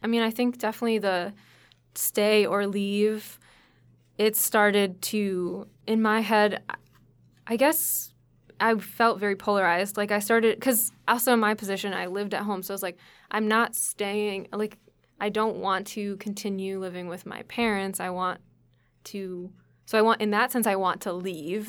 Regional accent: Connecticut, United States; even though it was my home state and it was the same state that my parents lived in and that I had been living

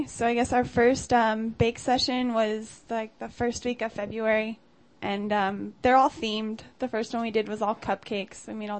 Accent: Los Angeles, California, United States; I'm from North Hollywood.

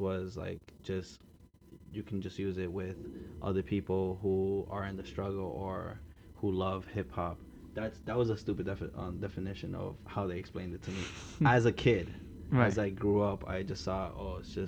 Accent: New York City, New York, United States; I grew up in Queens, you know, it's a normal thing over here

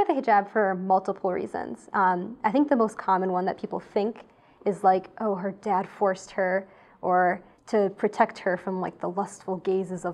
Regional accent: United States; I grew up in America

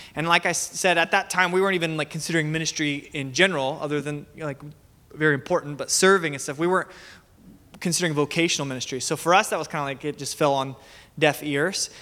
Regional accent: Medford, Oregon, United States; also born or lived in Salem, Oregon; So I grew up in Medford. I attended Joy Church Medford for most of my life, but I was born in Salem

